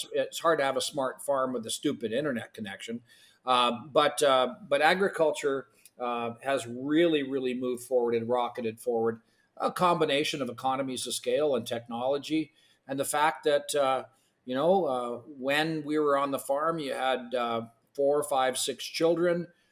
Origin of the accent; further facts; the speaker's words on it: Canada; first language Ukrainian; English is a second language; I was born in Canada, but my first language actually was Ukrainian.